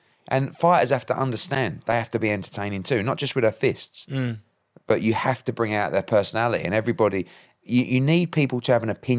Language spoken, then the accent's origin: English; East of England, United Kingdom; So I was born in Essex. I've been an Essex boy all my life.